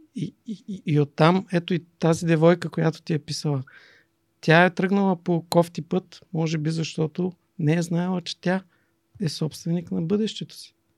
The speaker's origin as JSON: {"language": "Bulgarian", "town": "Silistra", "region": "Silistra Province", "country": "Bulgaria", "tie": "born or raised there", "also_born_or_lived": "Germany", "said": "Силистра, родния ми град"}